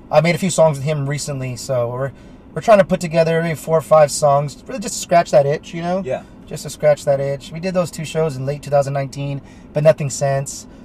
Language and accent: English; United States; I'm American, motherfucker.